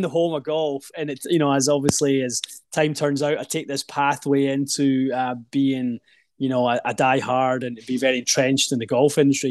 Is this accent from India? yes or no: no; just outside Glasgow, west coast of Scotland, United Kingdom; Grew up in the west coast of Scotland, uh, just outside Glasgow would be the the kind of major city